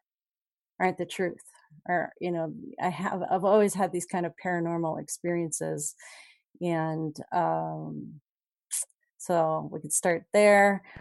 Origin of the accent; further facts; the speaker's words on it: Los Alamos, New Mexico, United States; born there; So I was born in Los Alamos the year that that was disclosed prior to my, just prior to my birth. It was Secret City.